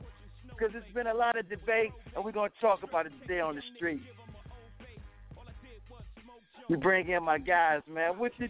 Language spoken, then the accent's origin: English; Cleveland, Ohio, United States; I'm from Cleveland, Ohio. I'm from the land.